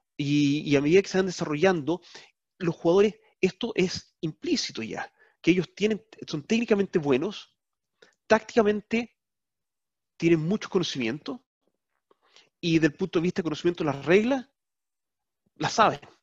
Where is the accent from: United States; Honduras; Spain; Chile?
Chile; now in Netherlands; como chileno, que radicado acá, lo que sea, ahora holandés